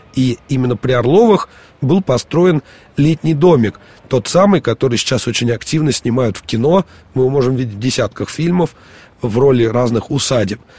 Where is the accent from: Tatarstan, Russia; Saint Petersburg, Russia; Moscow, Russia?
Moscow, Russia; мы, москвичи, будем говорить нескучный, поскольку у нас такая особенная, особенность произношения